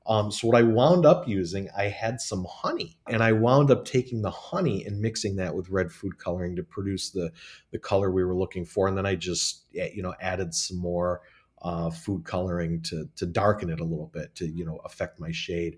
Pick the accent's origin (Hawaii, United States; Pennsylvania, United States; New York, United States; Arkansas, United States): New York, United States; Watertown; I'm actually from Watertown, New York.